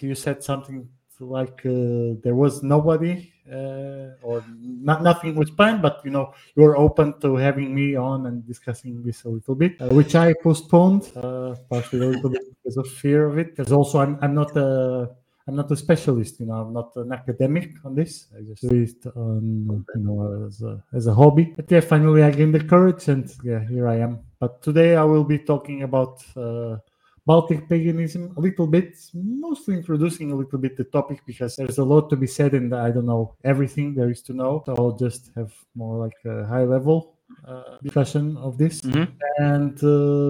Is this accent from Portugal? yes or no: yes; Portugal; moved away as an adult; also born or lived in Northern Poland; now in Poland; I'm originally from Portugal, but I live in Northern Poland